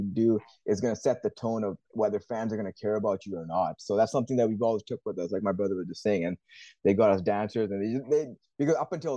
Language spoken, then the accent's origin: English; Canada; even born and raised in Canada